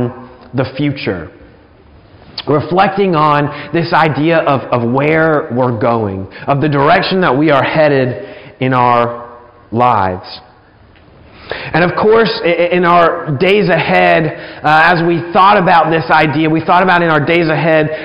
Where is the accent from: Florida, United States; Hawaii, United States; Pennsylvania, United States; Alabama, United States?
Alabama, United States; about an hour from Gulf Shores; moved away; I spent a good amount of time growing up in the Gulf Shores area. We only lived about an hour away